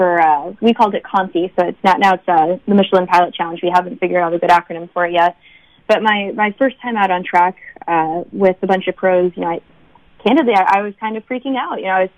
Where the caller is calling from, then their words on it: Boston, Massachusetts, United States; I'm actually calling from Boston right now